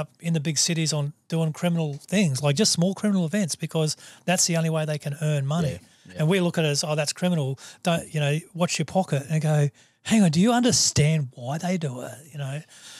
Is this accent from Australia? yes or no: yes; Australia; I live in the top 5% of wealth in the world because I'm an Australian.